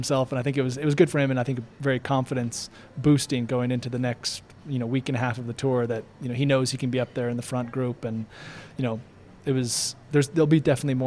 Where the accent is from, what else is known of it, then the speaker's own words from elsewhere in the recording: Eastern Oregon, United States; moved away; also born or lived in Nice; I grew up in Eastern Oregon